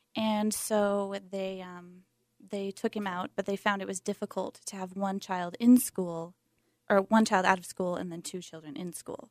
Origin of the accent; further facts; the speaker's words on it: Montana, United States; moved away as an adult; now in Salt Lake City, United States; I'm from Montana, and longtime homeschooler, homeschooled K through twelve